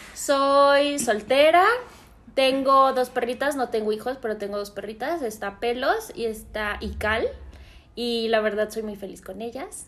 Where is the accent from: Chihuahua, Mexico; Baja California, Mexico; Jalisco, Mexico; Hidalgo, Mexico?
Jalisco, Mexico; Guadalajara; moved away as an adult; also born or lived in Mexico City; yo soy de Guadalajara me decidí regresar porque extrañaba muchísimo a mi familia